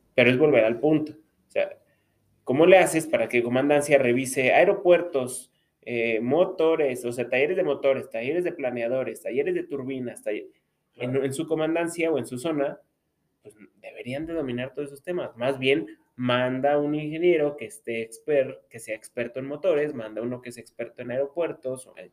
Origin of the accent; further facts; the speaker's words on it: Mexico; algo que nos distingue como mexicanos